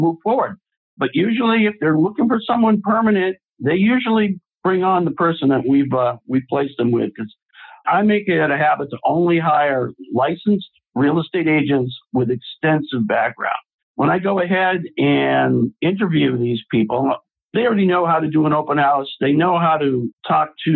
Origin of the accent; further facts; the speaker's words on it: Boston, Massachusetts, United States; now in Atlanta, United States; I'm originally from Boston, Massachusetts, and I'm a graduate of Boston University